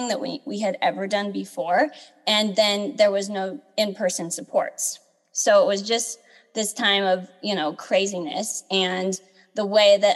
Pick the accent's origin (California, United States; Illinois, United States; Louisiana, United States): California, United States; Southern; I was born and raised in Southern California